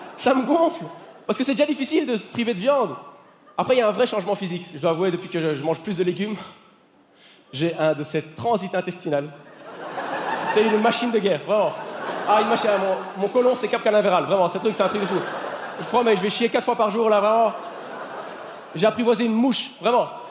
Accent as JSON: {"language": "French", "country": "Belgium", "said": "En tant que Belge"}